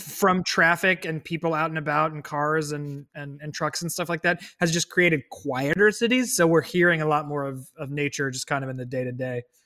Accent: United States

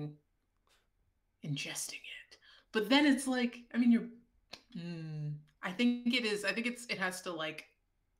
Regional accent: California, United States; I'm from California

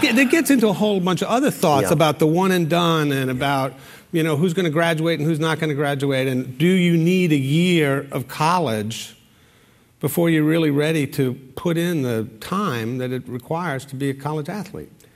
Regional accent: Providence, Rhode Island, United States; my hometown, Providence. And um, as somebody who comes from Providence

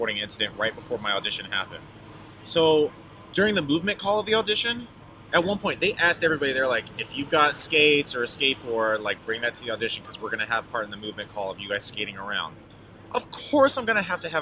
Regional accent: Indiana, United States; where I grew up in Indiana. Because I grew up in a small town

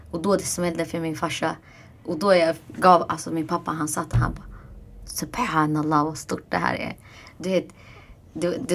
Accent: Iraq; accent: Iraqi (Arabic); jag har den här irakiska brytningen.

